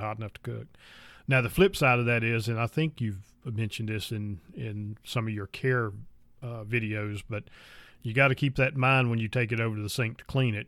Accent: North Carolina, United States; I was born and raised in North Carolina

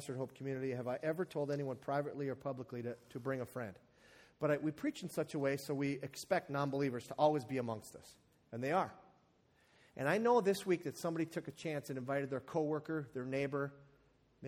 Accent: the Iron Range, Minnesota, United States; I'm from the Iron Range

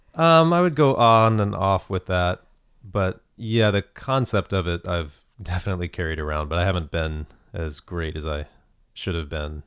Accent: Lexington, Kentucky, United States; moved away; I'm from Kentucky originally, Lexington, Kentucky

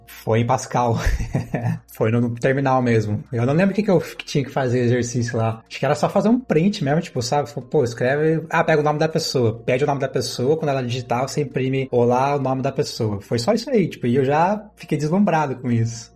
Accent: Mogi Guaçu, São Paulo, Brazil; sou de Mogi Guaçu, interior de São Paulo

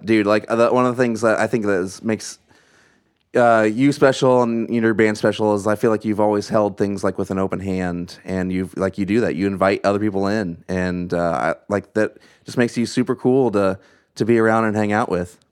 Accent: Southern Illinois, United States; we, uh, all grew up in the same area in, in Southern Illinois

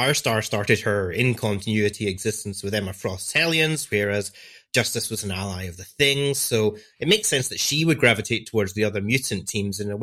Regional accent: Scotland, United Kingdom; I'm a podcaster from Scotland, as you can probably hear by my accent

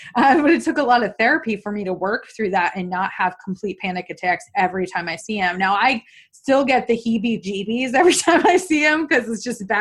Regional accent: New York, United States; I'm from New York State too

